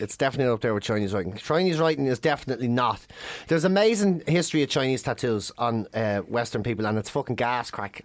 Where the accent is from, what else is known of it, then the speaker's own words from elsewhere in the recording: Ireland; We're from Ireland.